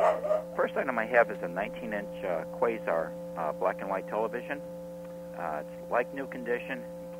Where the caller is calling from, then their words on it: Harwinton, Connecticut, United States; I'm from Harwinton.